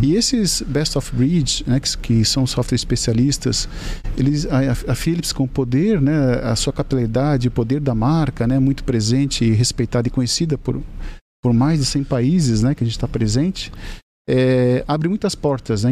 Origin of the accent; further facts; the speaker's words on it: Joinville, Santa Catarina, Brazil; ambos somos de Joinville.